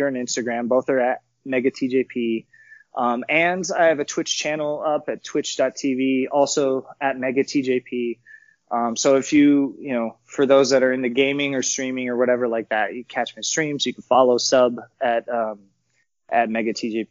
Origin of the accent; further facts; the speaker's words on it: Los Angeles, California, United States; in Los Angeles in my hometown.